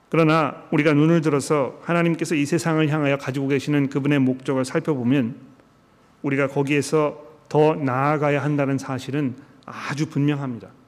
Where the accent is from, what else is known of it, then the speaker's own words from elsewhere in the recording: South Korea; now in Sydney, Australia; 우리는 한국 사람들이고 한국어가 편한